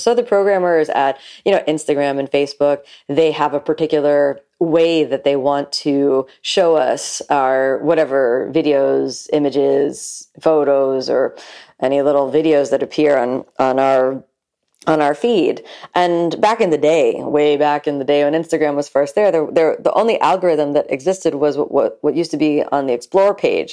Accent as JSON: {"language": "English", "town": "Miami", "region": "Florida", "country": "United States", "tie": "born or raised there", "said": "I'm from South Florida, from Miami specifically, and I grew up here"}